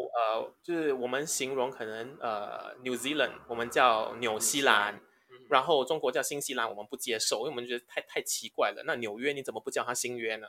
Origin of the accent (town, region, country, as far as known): Singapore